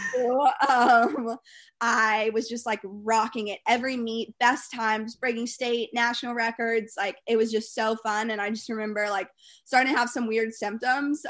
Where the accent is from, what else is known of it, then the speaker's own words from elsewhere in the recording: Winston-Salem, North Carolina, United States; growing up in North Carolina